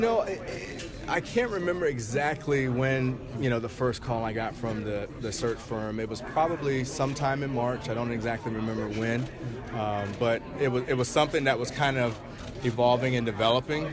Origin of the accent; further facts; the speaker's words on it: North Carolina, United States; now in Boston, United States; I grew up in North Carolina